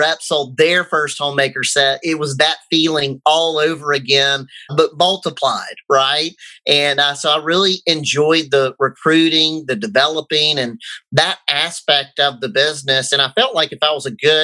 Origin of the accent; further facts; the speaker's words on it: Jackson, Mississippi, United States; my hometown territory of Jackson, Mississippi